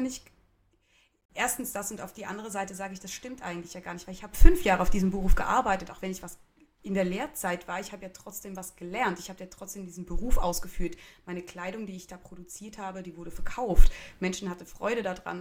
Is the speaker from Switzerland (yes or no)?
yes; Switzerland; Und ich komme dann halt als Schweizerin mit meiner gut bürgerlichen, zum Teil sehr deutschen Küche daher.